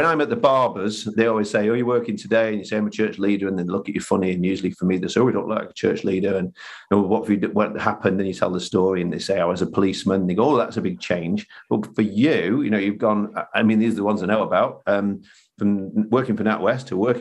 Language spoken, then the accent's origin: English; Manchester, North West England, United Kingdom; I was brought up here in Manchester